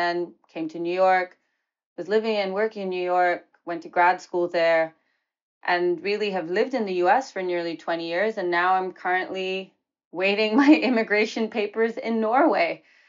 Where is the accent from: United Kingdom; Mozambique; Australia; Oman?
Oman; also born or lived in New Delhi, India; And for me, I was born in New Delhi in India, half Bengali, half Anglo-Indian. And then we moved to the Middle East when I was 2 years old, and to Oman. And then I grew up in Oman